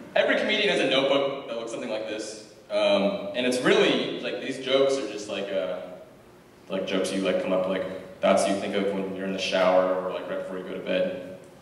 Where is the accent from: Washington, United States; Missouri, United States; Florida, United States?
Washington, United States; Sammamish; also born or lived in Virginia; I moved here when I was like four, and I grew up in Sammamish, Washington